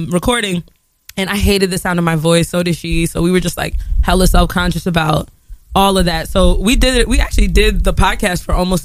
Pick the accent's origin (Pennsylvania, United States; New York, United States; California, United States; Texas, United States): New York, United States; I'm from New York